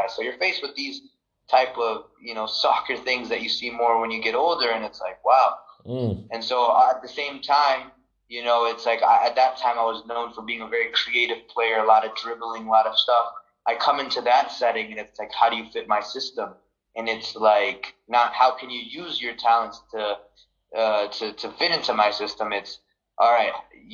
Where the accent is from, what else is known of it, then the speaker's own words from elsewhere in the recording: United States; being an American at that time